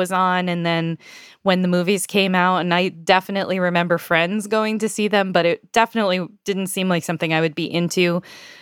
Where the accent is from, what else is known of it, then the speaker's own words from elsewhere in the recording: United States; I am an American